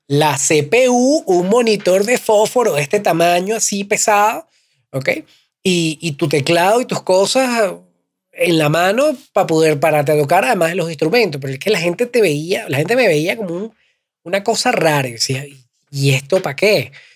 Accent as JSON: {"language": "Spanish", "town": "Caracas", "region": "Capital District", "country": "Venezuela", "also_born_or_lived": "Valencia, Venezuela", "said": "Yo soy venezolano, vengo de Caracas. No nací en Caracas, nací en Valencia, una ciudad que está un par de horas de Caracas."}